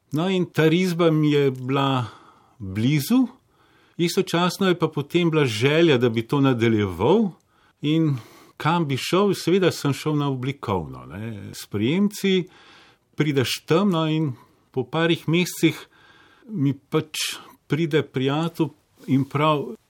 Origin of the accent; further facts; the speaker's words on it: Bled, Upper Carniola, Slovenia; also born or lived in Zagreb, Croatia / Paris, France; Kasneje, ko smo pa prišli iz Francije, sem pa prišel pač v Slovenijo na Bled ne